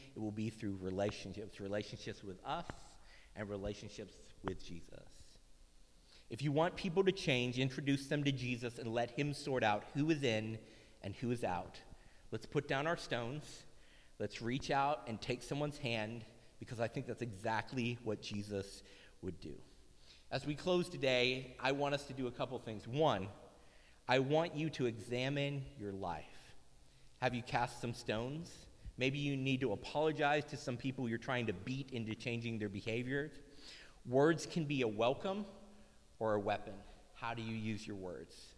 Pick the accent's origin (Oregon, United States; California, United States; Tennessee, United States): Tennessee, United States; I grew up in Tennessee we spent a lot of time playing in dirt